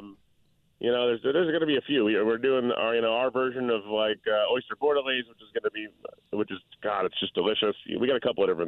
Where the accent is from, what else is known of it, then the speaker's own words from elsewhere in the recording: New Orleans, Louisiana, United States; I'm from New Orleans